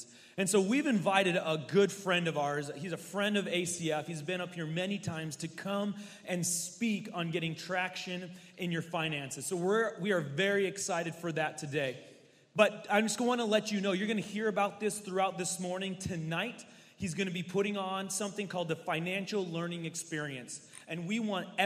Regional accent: the Northwest, West Coast, Pacific Northwest, United States; I am from the Northwest, born and raised my whole life, West Coast.

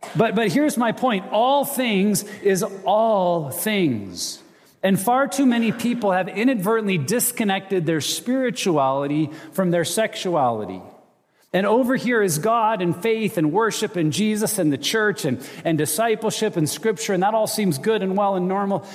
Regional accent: United States; also born or lived in Montana / Wyoming; I grew up in Montana and Wyoming

